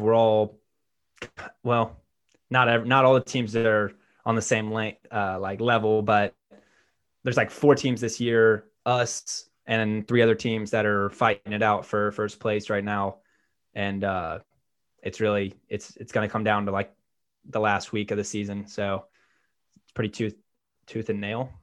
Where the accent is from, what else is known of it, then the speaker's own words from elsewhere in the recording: Birmingham, Alabama, United States; I'm from Birmingham, Alabama